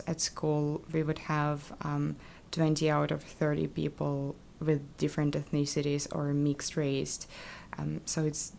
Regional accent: Kazakhstan; first language Russian; English is a second language; moved away as an adult; now in Canada; I was born and grew up in Kazakhstan.

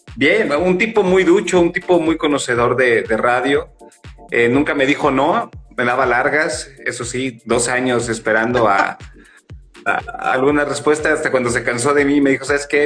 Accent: San Luis Potosí, Mexico

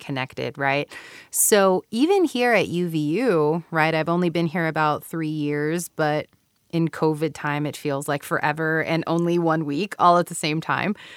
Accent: Houston, Texas, United States; moved away as an adult; also born or lived in California / Japan; now in Utah, United States; I was born and raised, um, like I said earlier, in Mexican American community in Houston, Texas

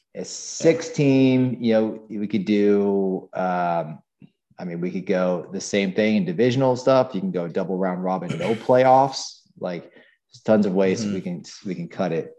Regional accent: Weston, Florida, United States; moved away; I grew up in Weston, well, in Bonaventure, the poor man's

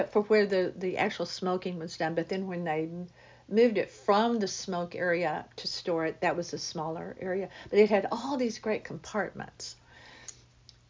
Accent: United States; we as Americans

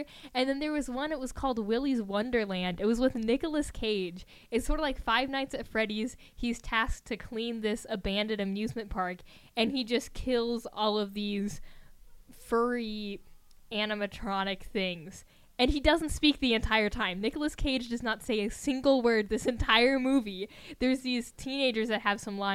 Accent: Hays, Kansas, United States; I grew up in Hayes

